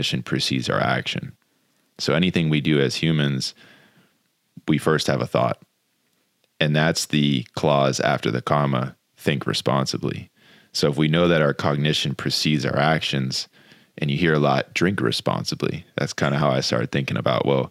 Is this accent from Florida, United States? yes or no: yes; Jupiter, Florida, United States; Growing up in Jupiter Beach, Florida